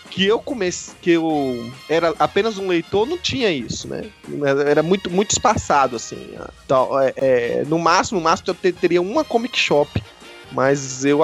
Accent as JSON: {"language": "Portuguese", "town": "Recife", "region": "Pernambuco", "country": "Brazil", "tie": "born or raised there", "said": "O sotaque não dá pra enganar, eu sou natural de Recife e eu vim de um lugar que praticamente não, não tinha essa cultura de ter evento de quadrinho."}